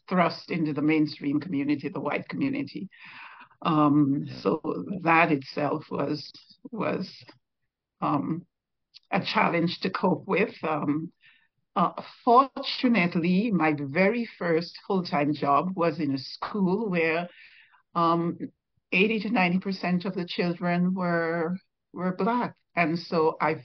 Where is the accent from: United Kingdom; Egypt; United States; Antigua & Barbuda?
Antigua & Barbuda; Old Road, Saint Mary; moved away as an adult; now in Montreal, Canada; I grew up in Old Road, actually, went to the Antigua Girls High School